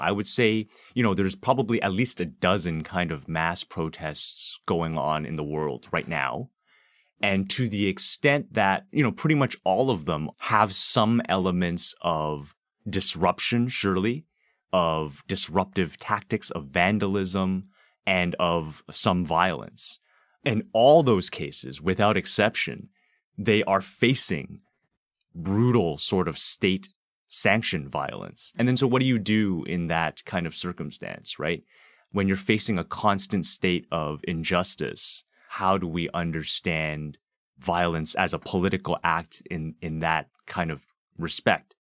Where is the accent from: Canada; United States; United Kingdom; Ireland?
Canada; Toronto, Ontario; also born or lived in Hong Kong; I'm also originally from Hong Kong, although I grew up here in Scarborough